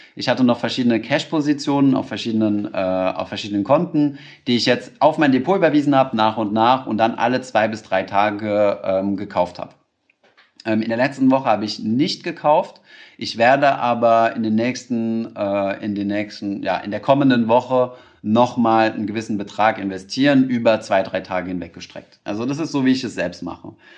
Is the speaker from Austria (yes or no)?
no; Germany